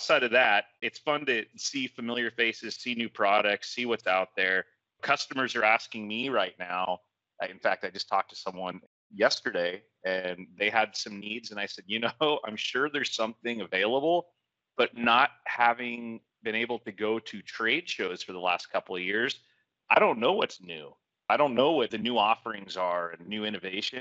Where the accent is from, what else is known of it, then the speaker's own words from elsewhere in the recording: Napa, California, United States; I was born and raised in Napa.